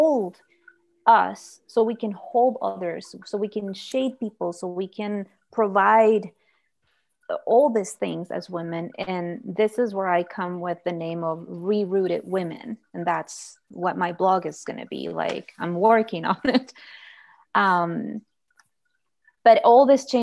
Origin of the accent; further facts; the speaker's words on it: Guatemala; moved away as an adult; now in Idaho, United States; I'm from Guatemala and I've been living here for 8 years.